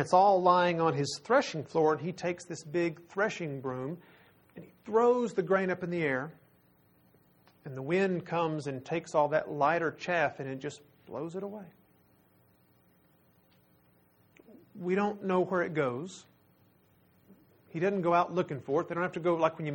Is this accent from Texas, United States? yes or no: yes; Texas, United States; We're from Texas